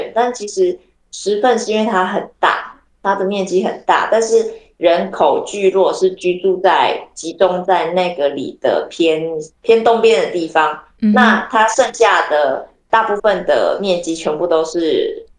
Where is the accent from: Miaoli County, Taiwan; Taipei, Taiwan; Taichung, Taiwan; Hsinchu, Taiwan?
Taichung, Taiwan; now in Tainan, Taiwan; 我台中市，以前的台中市，哦、嗯，